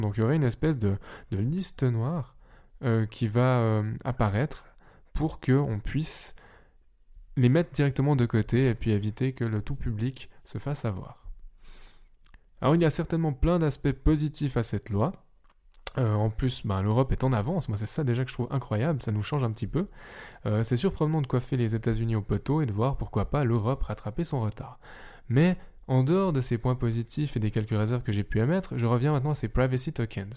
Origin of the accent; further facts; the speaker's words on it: Switzerland; je suis suisse et que techniquement je ne suis pas européen